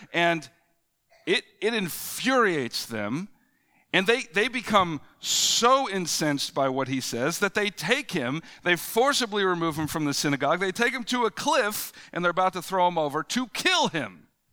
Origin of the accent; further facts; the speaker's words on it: United States; as both an American as, and as a Christian